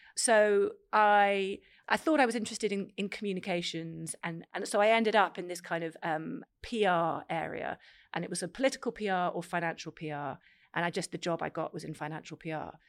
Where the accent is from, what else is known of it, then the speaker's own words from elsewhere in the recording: Cambridge, East of England, United Kingdom; I grew up in Cambridge